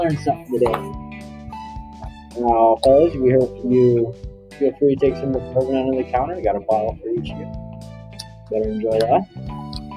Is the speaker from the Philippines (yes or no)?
yes; Philippines; As a Filipino